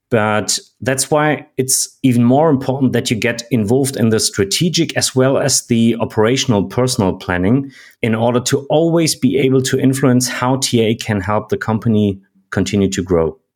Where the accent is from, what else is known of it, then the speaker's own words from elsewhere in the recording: Germany; I'm from Germany